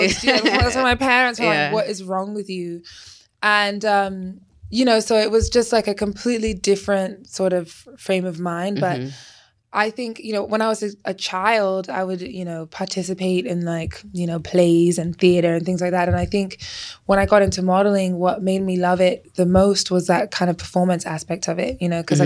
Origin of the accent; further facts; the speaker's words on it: England, United Kingdom; now in United States; Because I mean, I came from England and we thought, I literally was like, it's the streets paved with gold over here.